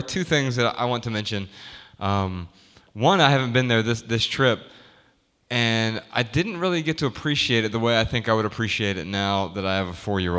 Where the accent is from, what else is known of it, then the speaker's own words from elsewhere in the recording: Dayton, Ohio, United States; I grew up in Dayton, and there's the Air Force Museum there. It took moving away to actually go there.